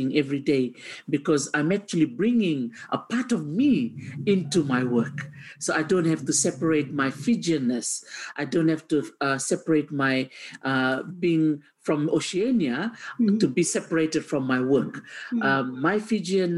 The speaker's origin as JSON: {"language": "English", "town": "Suva", "region": "Central Division", "country": "Fiji", "tie": "born or raised there", "said": "I was the only one that was born and raised in Suva, the capital of Fiji."}